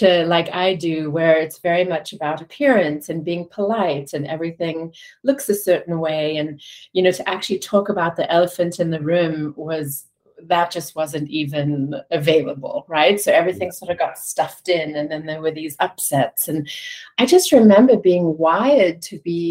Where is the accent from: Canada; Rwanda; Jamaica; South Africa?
South Africa; growing up in South Africa during the height of apartheid